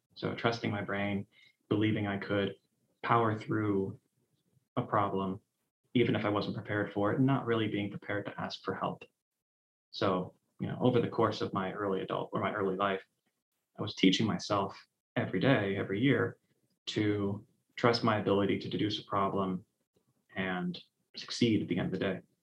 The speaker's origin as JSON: {"language": "English", "town": "Cleveland", "region": "Ohio", "country": "United States", "tie": "born or raised there", "said": "I grew up in Cleveland, Ohio."}